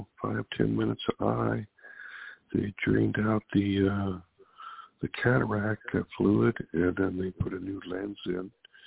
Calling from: Sacramento, California, United States; It's, calling from Sacramento, California.

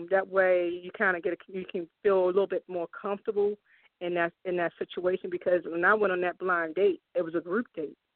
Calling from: Randallstown, Maryland, United States; I'm here. Um, um, I, I live in the um, Randallstown area, Baltimore.

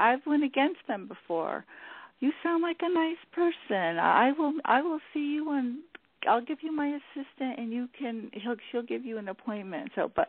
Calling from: California, United States; I'm calling … from California

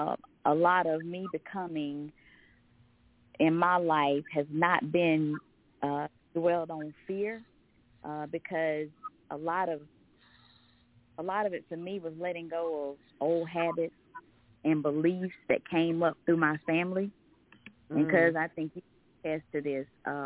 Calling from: Covington, Georgia, United States; I'm calling from Covington, Georgia.

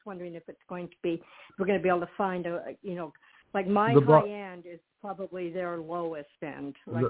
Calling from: Arizona, United States

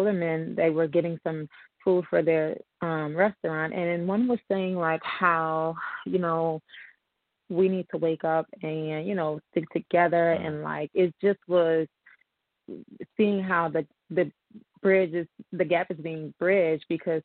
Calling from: New Orleans, Louisiana, United States; I'm calling from New Orleans, Louisiana.

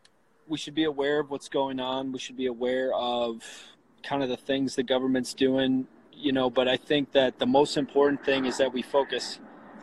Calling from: Deerfield, Illinois, United States; So I'm from, I live in Deerfield, Illinois. It's a suburb of Chicago.

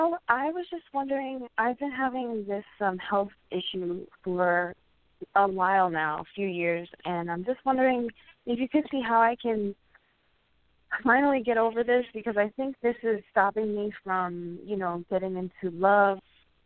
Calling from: Puerto Rico; I'm calling from Puerto Rico right now.

